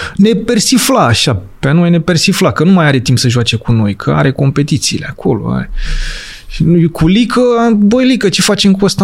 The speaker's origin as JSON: {"language": "Romanian", "town": "Urlați", "region": "Prahova", "country": "Romania", "tie": "born or raised there", "said": "eu sunt de fel din Prahova, urlați Prahova"}